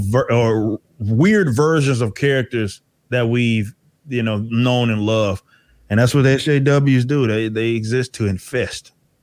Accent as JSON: {"language": "English", "town": "Dallas", "region": "Texas", "country": "United States", "said": "Yeah. I'm from Dallas."}